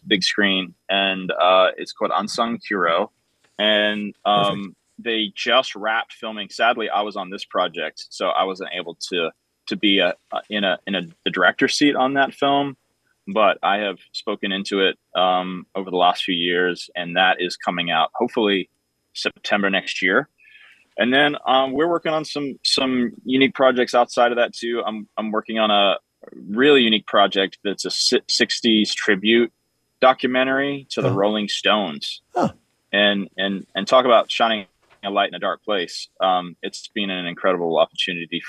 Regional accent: Nashville, Tennessee, United States; growing up in Nashville, Tennessee

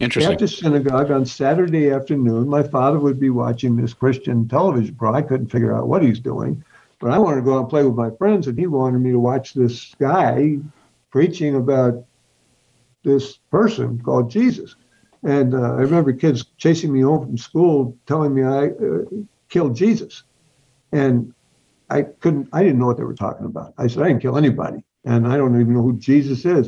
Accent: New York City, New York, United States; I was born in New York City, uh, raised there

